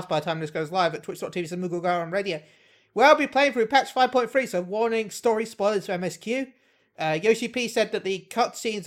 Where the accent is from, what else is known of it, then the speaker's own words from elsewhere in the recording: United Kingdom; I'm British